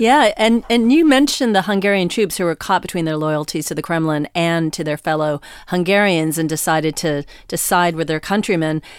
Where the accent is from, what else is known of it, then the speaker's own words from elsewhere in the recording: United States; as an American